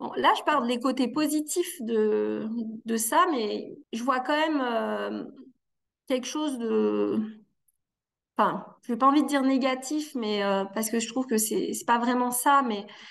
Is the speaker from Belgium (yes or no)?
no; Annecy, Auvergne-Rhône-Alpes, France; now in Valence, France; je suis née euh, dans une fratrie de quatre enfants, donc à Annecy, en Haute-Savoie